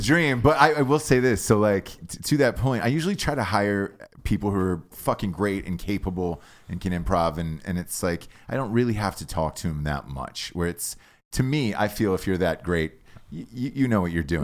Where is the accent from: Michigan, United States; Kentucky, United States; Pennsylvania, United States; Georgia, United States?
Georgia, United States; Atlanta; growing up in Atlanta